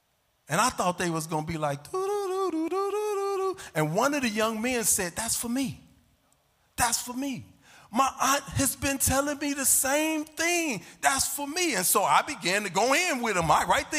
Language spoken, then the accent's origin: English; Chicago, Illinois, United States; I was down on the Lake Michigan, right? I'm from Chicago.